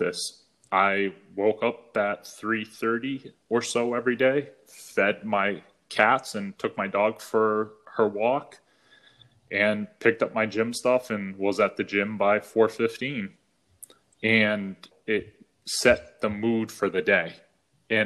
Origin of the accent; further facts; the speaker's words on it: New England, United States; moved away as an adult; now in California, United States; When we first moved out to California, where we live now, you know, I'm from New England.